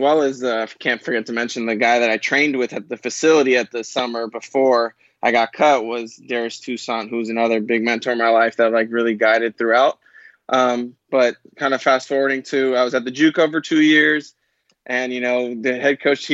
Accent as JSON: {"language": "English", "town": "Burbank", "region": "California", "country": "United States", "tie": "born or raised there", "said": "I'm originally from Burbank, California. I went to a high school called John Burroughs High School."}